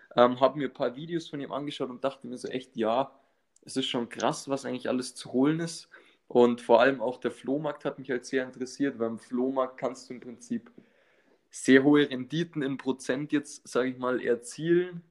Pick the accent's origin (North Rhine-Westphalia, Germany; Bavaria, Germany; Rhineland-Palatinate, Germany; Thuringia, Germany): Bavaria, Germany; north of Munich; ich komme aus dem Norden von München